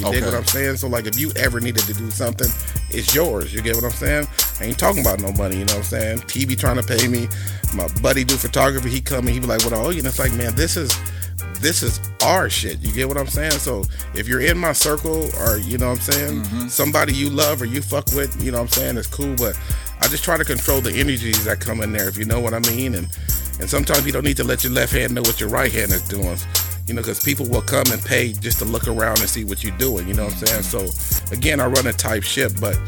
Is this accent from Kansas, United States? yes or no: no; Long Beach, California, United States; I'm from Long Beach